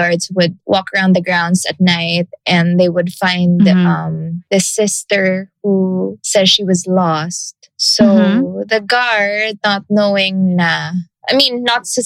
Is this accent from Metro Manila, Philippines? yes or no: no; Iloilo City, Western Visayas, Philippines; moved away; back in the province, because I come from Iloilo